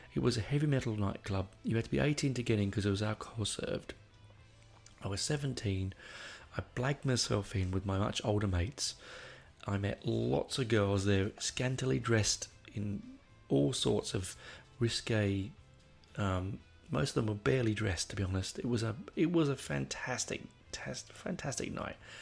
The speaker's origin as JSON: {"language": "English", "region": "London", "country": "United Kingdom", "tie": "born or raised there", "moved": "yes", "said": "I grew up on the Northern Line, which is a shithole of a of a train line"}